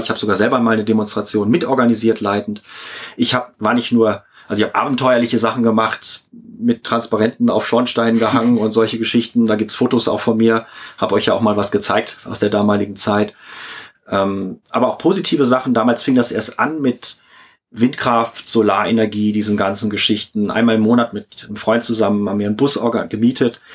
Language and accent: German; Hamburg, Germany; ich bin in Hamburg aufgewachsen